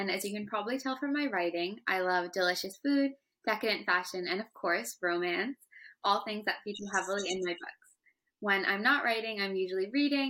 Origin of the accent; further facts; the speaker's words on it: United States; My parents immigrated here from Pakistan, and I was born in America